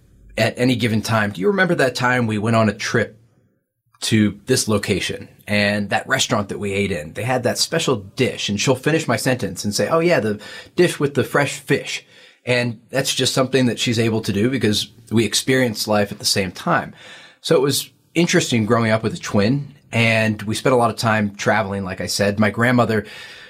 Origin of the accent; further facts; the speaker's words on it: Hershey, Pennsylvania, United States; moved away as an adult; also born or lived in Washington, D.C.; I was born in Hershey, Pennsylvania.